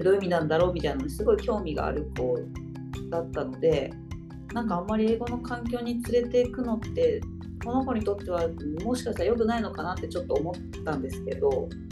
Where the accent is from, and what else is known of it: Japan; first language Japanese; moved away as an adult